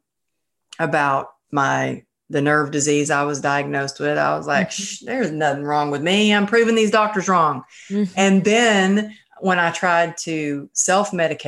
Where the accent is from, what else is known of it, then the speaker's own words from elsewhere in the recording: Texas, United States; moved away; my hometown, the small town